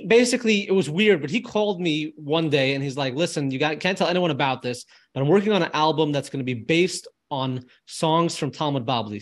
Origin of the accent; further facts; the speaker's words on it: United States; We're from the United States